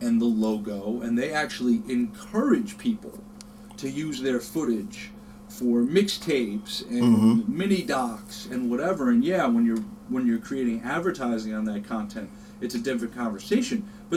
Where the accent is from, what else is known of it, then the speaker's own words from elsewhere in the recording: Long Island, New York, United States; I grew up on the Long Island side.